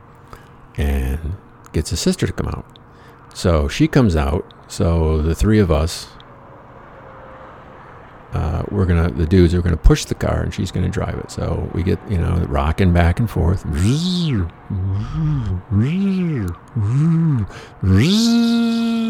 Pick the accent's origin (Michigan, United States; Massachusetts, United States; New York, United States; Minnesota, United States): Michigan, United States; moved away; there wasn't a hell of a lot of money in my hometown